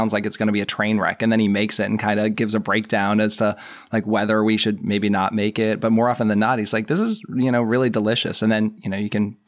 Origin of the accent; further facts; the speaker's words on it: Massachusetts, United States; I have some Irish in me and I grew up outside of Boston.